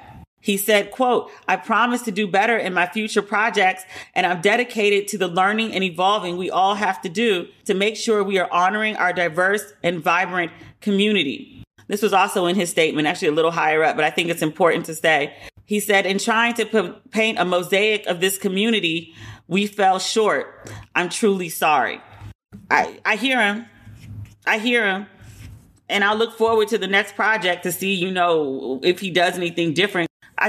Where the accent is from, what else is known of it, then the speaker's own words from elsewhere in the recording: Puerto Rico; And I'm from Puerto Rico. I know my character's not supposed to like it, but I can't disparage it. Like, I can't say these things as a Puerto Rican woman about Puerto Rico.